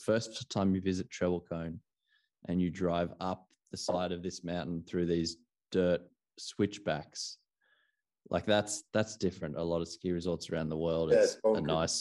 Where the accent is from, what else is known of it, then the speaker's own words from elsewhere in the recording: Australia; I personally, being an Australian